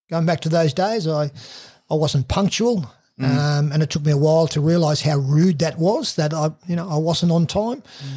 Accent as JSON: {"language": "English", "town": "Raymond Terrace", "region": "New South Wales", "country": "Australia", "tie": "born or raised there", "said": "I grew up in Raymond Terrace"}